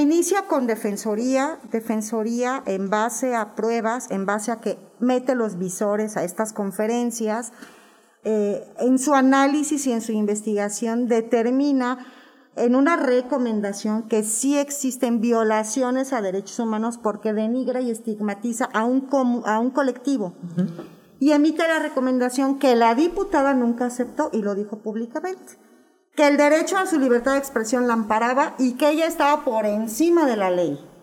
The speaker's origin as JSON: {"language": "Spanish", "country": "Mexico", "said": "soy una madre mexicana que tiene una hija lesbiana"}